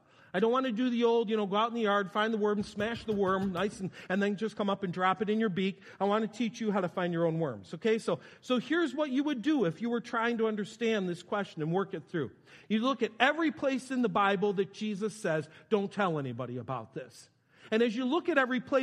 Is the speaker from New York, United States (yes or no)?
yes; New York, United States; I'm from New York